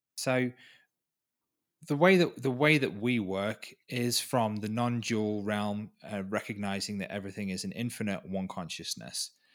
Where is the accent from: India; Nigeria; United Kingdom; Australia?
United Kingdom; Wales; moved away as an adult; now in Peru; I was from Wales, from the U K